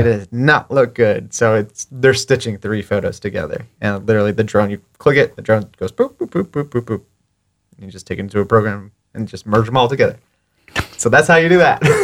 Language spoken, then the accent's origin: English; Fort Lauderdale, Florida, United States; also born or lived in New Jersey; now in Pensacola, United States; I moved to Fort Lauderdale when I was six, and I grew up in Fort Lauderdale